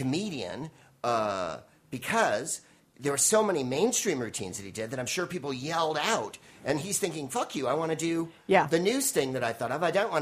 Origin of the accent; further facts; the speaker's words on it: San Francisco, California, United States; now in Los Angeles, United States; I'm from San Francisco